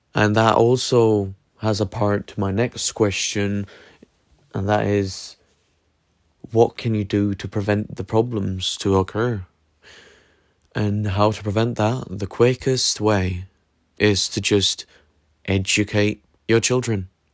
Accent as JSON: {"language": "English", "country": "Norway", "said": "I come from Norway"}